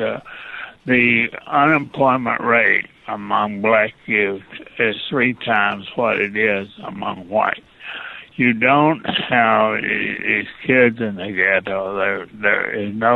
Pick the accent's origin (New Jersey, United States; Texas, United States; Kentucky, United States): Kentucky, United States; Eastern; I was born in Eastern Kentucky.